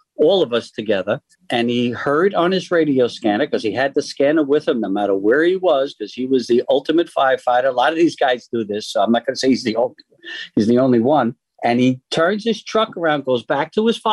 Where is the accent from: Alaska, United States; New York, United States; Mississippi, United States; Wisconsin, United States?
New York, United States; New York City; my hometown, Stephen's hometown, Staten Island, New York